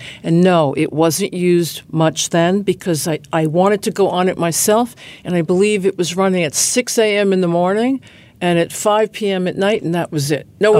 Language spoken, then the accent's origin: English; Roslyn, New York, United States; I grew up in Roslyn